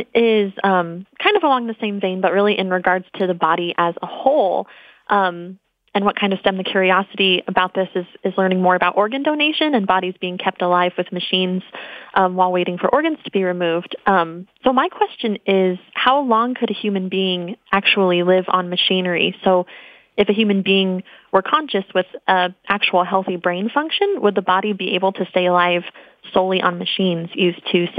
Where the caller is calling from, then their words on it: Phoenix, Arizona, United States; I am calling from Phoenix, Arizona.